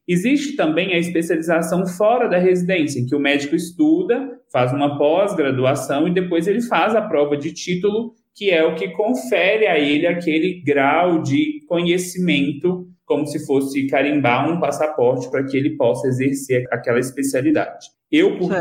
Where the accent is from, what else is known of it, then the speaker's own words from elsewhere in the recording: Lagamar, Minas Gerais, Brazil; eu sou natural de Lagamar, mas morei uma grande parte da minha vida aí, em Patos de Minas.